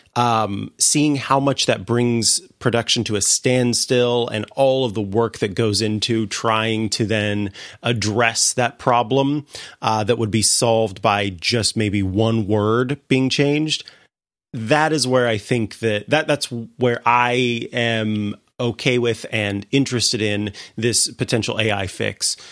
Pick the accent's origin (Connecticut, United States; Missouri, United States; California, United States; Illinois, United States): Missouri, United States; moved away; my home state, uh, in Saint Louis, Missouri